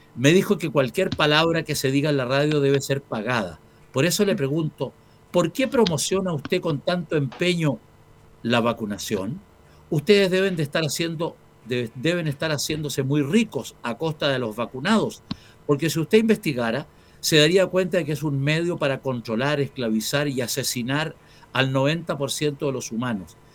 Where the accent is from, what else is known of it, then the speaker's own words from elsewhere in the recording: Chile; soy un chileno común y corriente